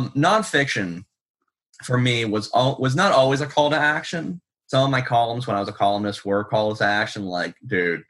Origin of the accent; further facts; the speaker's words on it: Pittsburgh, Pennsylvania, United States; moved away; I'm from Pittsburgh, Pennsylvania originally, so it's moderately sized city.